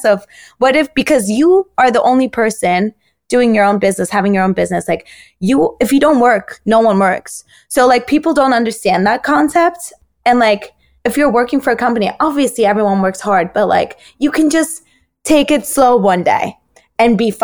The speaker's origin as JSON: {"language": "English", "country": "Turkey", "tie": "born or raised there", "moved": "yes", "said": "I grew up in Turkey."}